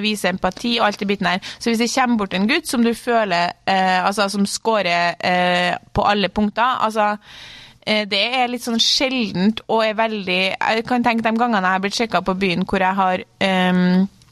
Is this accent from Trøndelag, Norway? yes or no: yes; Klæbu, Trøndelag, Norway; fra eh, Klæbu, eller sånn Trondheim